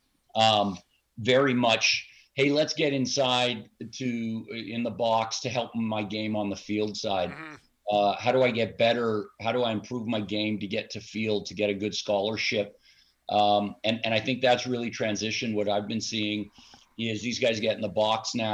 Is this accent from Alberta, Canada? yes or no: no; Montreal, Quebec, Canada; moved away; also born or lived in Providence; I grew up in Montreal, or I was born in Montreal